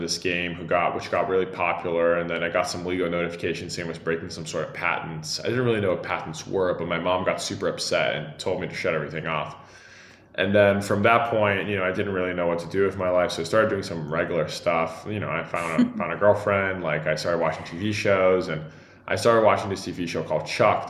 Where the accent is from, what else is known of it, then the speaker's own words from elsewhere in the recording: São Paulo, Brazil; English is a second language; I usually say I grew up in Sao Paulo, but actually the state of Sao Paulo. I moved around a lot, and it was great.